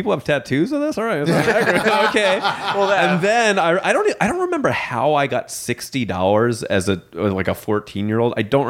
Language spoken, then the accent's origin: English; New York City, New York, United States; I grew up in Staten Island, New York, which gets shit on a lot for appropriate reasons.